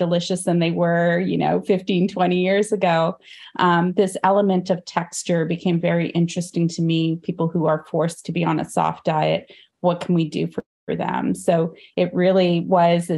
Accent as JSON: {"language": "English", "country": "Canada", "tie": "born or raised there", "also_born_or_lived": "India"}